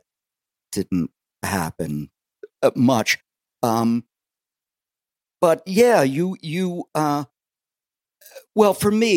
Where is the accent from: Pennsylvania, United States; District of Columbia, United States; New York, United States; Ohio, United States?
Pennsylvania, United States; Allentown; also born or lived in Wildwood, New Jersey; that's growing up on the south side of Allentown.